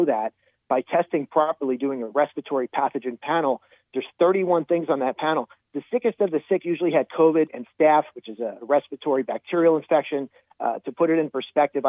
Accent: New Jersey, United States; my home state of New Jersey

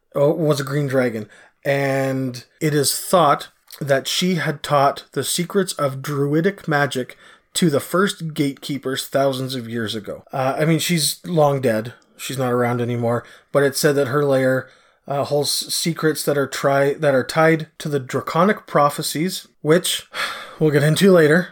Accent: Canada; I'm Canadian

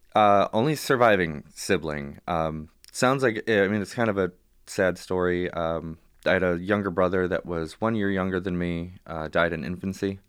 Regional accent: Warren, Michigan, United States; also born or lived in Royal Oak, Michigan / Madison Heights, Michigan; born in Royal Oak, uh, the hospital raised in Warren and Madison Heights.

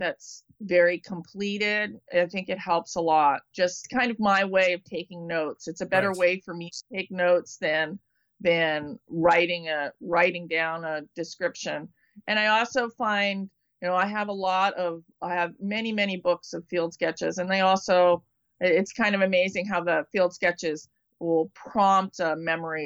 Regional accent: East Coast, United States; now in California, United States; I grew up on the East Coast

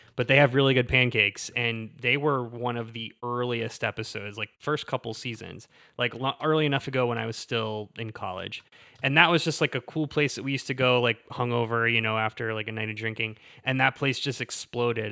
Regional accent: Southwest Pennsylvania, United States; moved away; born and raised in South, Southwest Pennsylvania

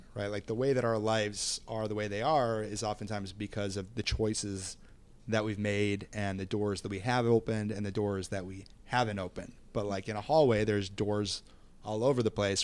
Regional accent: Minneapolis, Minnesota, United States; I'm from Minneapolis, Minnesota, and I am thirty-seven

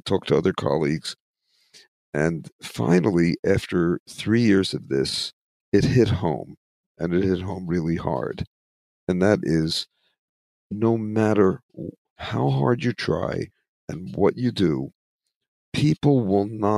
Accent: United States; also born or lived in Philadelphia / New York; I grew up in it in Philadelphia, New York

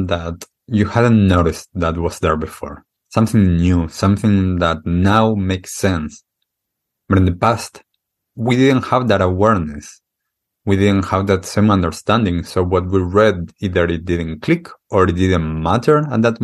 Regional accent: Argentina; moved away; when I grew up in Argentina, I accepted the things that were culturally accustomed there

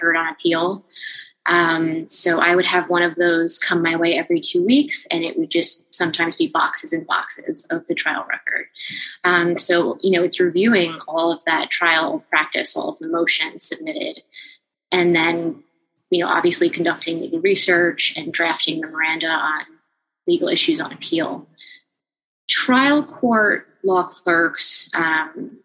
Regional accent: New Jersey, United States; I am also from New Jersey and had attended Rutgers

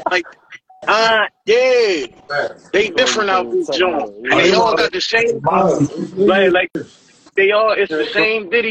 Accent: Philadelphia, Pennsylvania, United States; moved away as an adult; now in Maryland, United States; I'm from Philly, and you know, I got ties in Delaware and Jersey

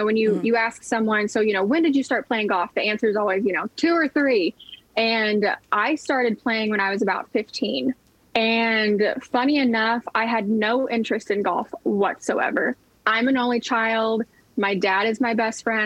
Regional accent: Oklahoma, United States; I grew up in Oklahoma. I grew up on land

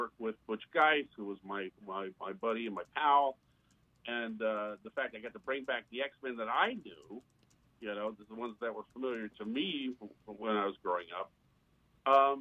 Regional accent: Indiana, United States; moved away as an adult; also born or lived in New York; now in Tampa, United States; I grew up in Indiana

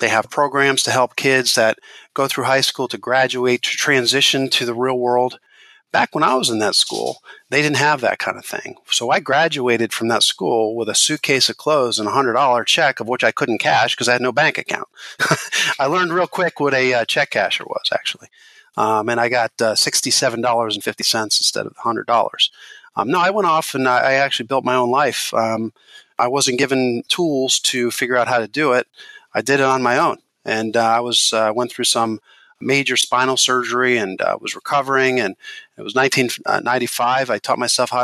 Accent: Hershey, Pennsylvania, United States; I grew up in Milton Hershey School

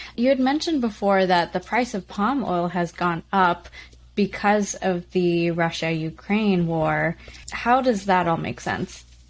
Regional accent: Canada; as a kid growing up in Canada

